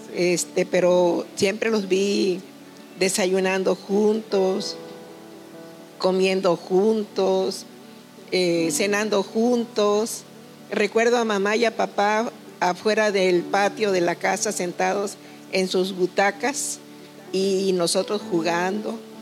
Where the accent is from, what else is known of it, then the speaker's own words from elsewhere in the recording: Tuxtepec, Oaxaca, Mexico; yo soy originaria de un pueblo muy hermoso del estado de Oaxaca, llamado Santa Úrsula, Tustepe, Oaxaca. Vengo de ese pueblecito a la orilla de un hermoso río, donde viví mucho tiempo de mi infancia